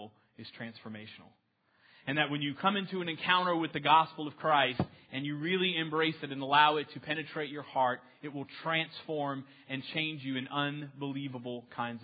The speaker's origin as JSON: {"language": "English", "town": "New Orleans", "region": "Louisiana", "country": "United States", "moved": "yes", "lives_now": "Texas, United States", "said": "I'm originally from New Orleans"}